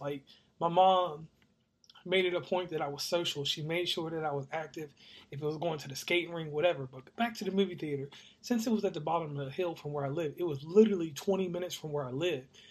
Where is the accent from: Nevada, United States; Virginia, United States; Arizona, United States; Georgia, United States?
Virginia, United States; Rustburg; I'm from Rustburg, Virginia, which is uh, close to a bigger city that everybody knows. That's Lynchburg, Virginia